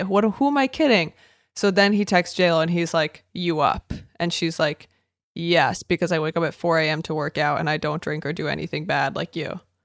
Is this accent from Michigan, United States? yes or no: no; Boston, Massachusetts, United States; I'm just in an Irish family from Boston